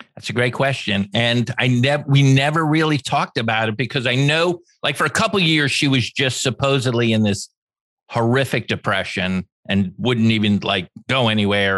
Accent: Los Angeles, California, United States; I was born in Los Angeles at the same hospital that Robert Kennedy died

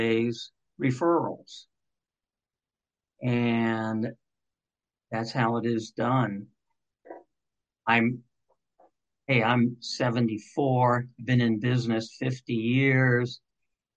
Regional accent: Cincinnati, Ohio, United States; growing up in Cincinnati

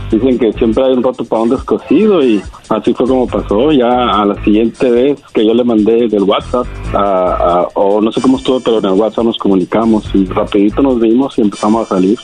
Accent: Jalisco, Mexico; yo soy de Jalisco

